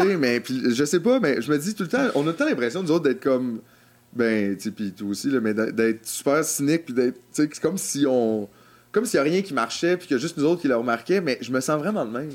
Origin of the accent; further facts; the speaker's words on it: Quebec, Canada; Québécois, nous sommes Québécois.